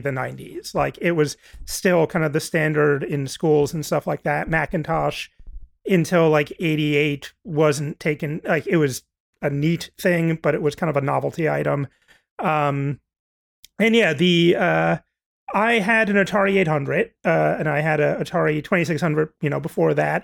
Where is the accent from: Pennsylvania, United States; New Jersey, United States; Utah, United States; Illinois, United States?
New Jersey, United States; I'm from New Jersey